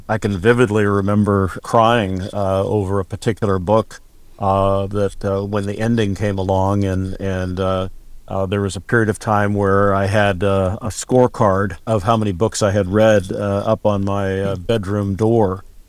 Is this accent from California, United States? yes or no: yes; California, United States; moved away as an adult; also born or lived in Oregon / Wisconsin; born and raised in California